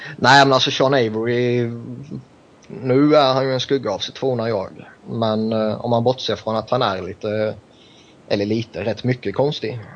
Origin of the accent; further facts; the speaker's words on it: Sweden; jag kommer från Sverige